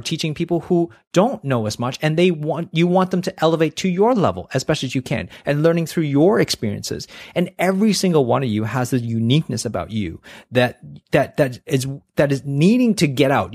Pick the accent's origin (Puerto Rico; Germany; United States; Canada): Canada; now in Australia; I grew up in Canada